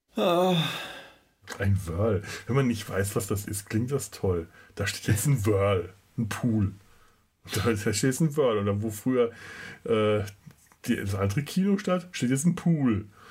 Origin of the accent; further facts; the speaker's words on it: Franconia, Bavaria, Germany; bei uns in Franken